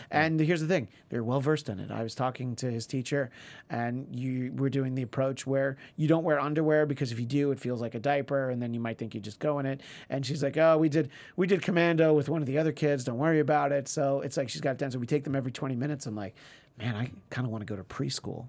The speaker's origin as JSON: {"language": "English", "region": "New York", "country": "United States", "tie": "born or raised there", "moved": "yes", "said": "growing up in New York and even going there for Christmases for the first few years that I lived here"}